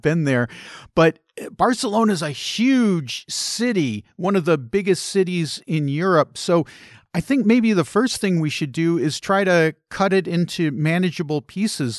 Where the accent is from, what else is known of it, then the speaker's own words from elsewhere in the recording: United States; as an American